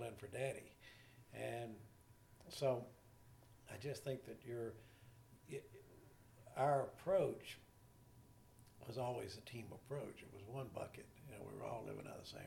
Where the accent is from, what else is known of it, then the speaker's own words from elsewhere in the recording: Texarkana, Texas, United States; I was proud Texas side. Even though I was born on the Arkansas side, but only because the hospital was over there